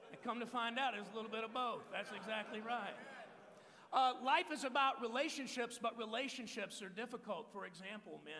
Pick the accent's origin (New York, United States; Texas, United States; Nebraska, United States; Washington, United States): Texas, United States; now in Phoenix, United States; I'm from Texas. Uh, I was born and raised in Texas. Uh, I've been in Arizona now for over 18 years, pastor in this church in the East Valley of Phoenix called Sun Valley.